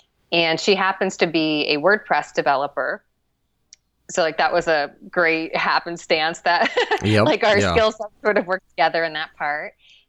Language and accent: English; Midwest, United States; I think like Idaho, or I'm from the Midwest. I should know this, but like one of the Midwestern states